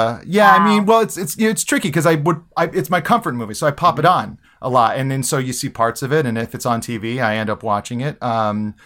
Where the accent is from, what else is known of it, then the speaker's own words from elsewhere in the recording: Hawaii, United States; I was born and raised in Hawaii